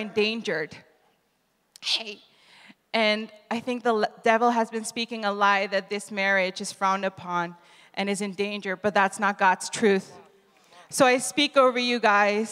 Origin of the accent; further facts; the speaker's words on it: Netherlands; moved away; also born or lived in Reading; I'm from the Netherlands and my husband's from Italy, but we go to the school in Reading